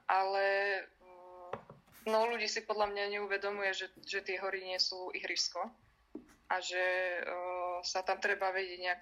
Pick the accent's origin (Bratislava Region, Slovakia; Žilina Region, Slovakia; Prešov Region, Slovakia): Žilina Region, Slovakia; Liptovský Mikuláš; som sa narodila v Liptovskom Mikuláši